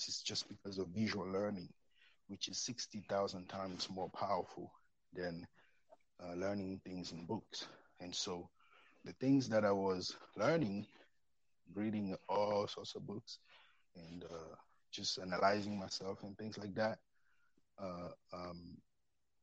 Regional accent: Cameroon; moved away as an adult; also born or lived in France / St. Louis, Missouri, United States; now in United States; I'm from Cameroon

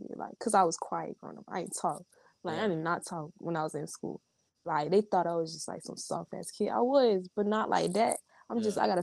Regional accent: Gainesville, Florida, United States; Me growing up in Gainesville

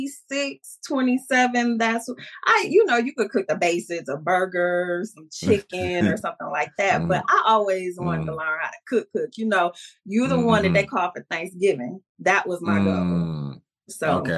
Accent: Detroit, Michigan, United States; now in Northwest Indiana, United States; born and raised in Detroit, now currently in Northwest Indiana, been here for years now.

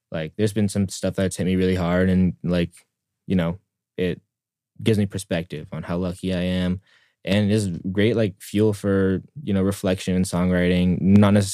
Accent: Oakland, California, United States; born there; also born or lived in San Diego / Shanghai; yeah, so I was I was born in California. I was born in Oakland. Um, lived there for

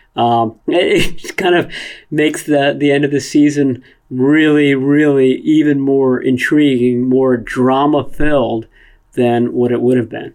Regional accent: Washington, District of Columbia, United States; I grew up in the Washington D.C. area

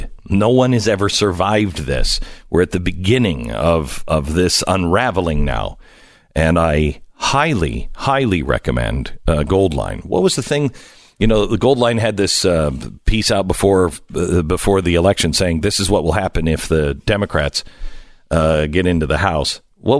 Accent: Pacific Northwest, United States; I grew up in the Pacific Northwest, and wildfires were something that, you know, when you're out in the West, you grow up hearing and you grow up seeing the smoke

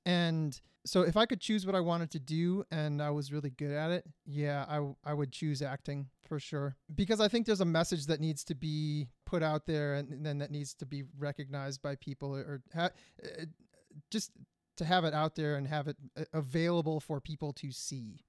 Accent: Grosse Pointe, Michigan, United States; moved away; also born or lived in Detroit; I was born in Grosse Pointe. I think I was born in Bonsecours, but I lived in the city for four years

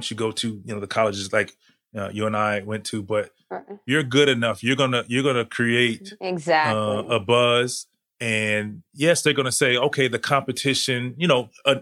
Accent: Daytona Beach, Florida, United States; moved away as an adult; also born or lived in North Carolina; I'm from Daytona and Bethune-Cookman is literally down the street from my high school

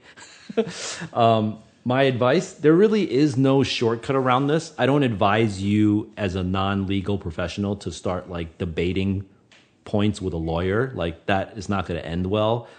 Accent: New York, United States; I was from New York

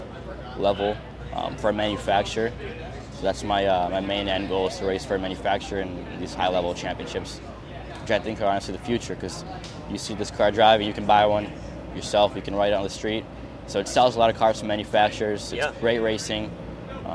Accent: Northeast Region, Brazil; also born or lived in United States; now in Orlando, United States; I'm originally from Northeast Brazil

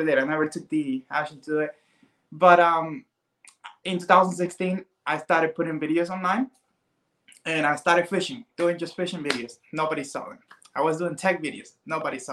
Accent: Cuba; now in Miami, United States; I'm Cuban, so I wasn't born here. I was born in Cuba. I came here like, 21 years ago

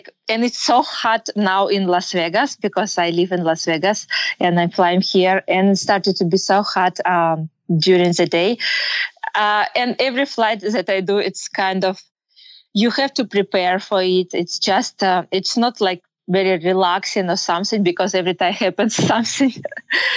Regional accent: Kyrgyzstan; English is a second language; moved away as an adult; now in United States; I grew up and I was born in Kyrgyzstan. It's a Central Asian country. I'm Russian by nationality. But like about 5 years ago, we moved here in US.

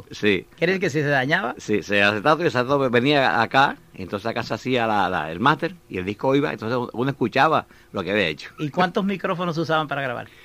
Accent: Juana Díaz, Puerto Rico; Yo soy natural de Juana Díaz.

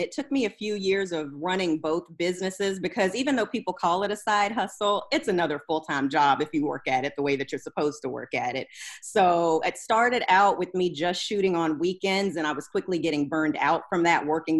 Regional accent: Germany; now in United States; So yeah, I grew up in Germany. Then we moved to the States

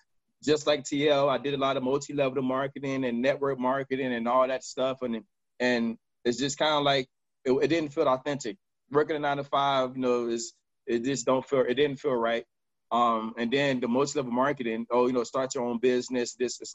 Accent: Kansas City, Missouri, United States; also born or lived in Miami; now in Los Angeles, United States; I'm from Kansas City. I'm from Miami Dade. And I stay in California, Los Angeles, California.

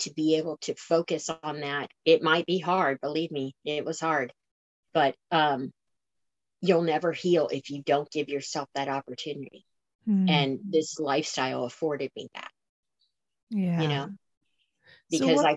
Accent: Florida, United States; I'm from Florida, so flatland

